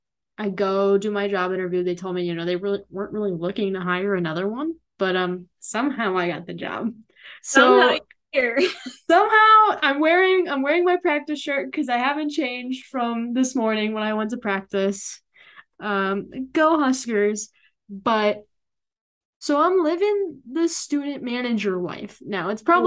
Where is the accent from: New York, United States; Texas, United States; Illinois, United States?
Illinois, United States; I hate Illinois, the school. But I also hate the state. Okay. We'll go both. I hate my home state.